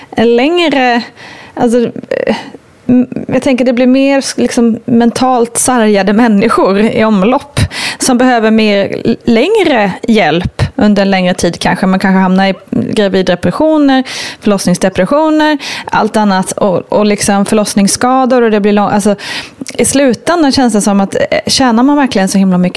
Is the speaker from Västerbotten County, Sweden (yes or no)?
yes; Västerbotten County, Sweden; now in Stockholm, Sweden; då bor jag ju ändå i Stockholmsområdet vilket gör att jag har rätt nära till avancerad sjukvård. Jag är uppvuxen i södra Lappland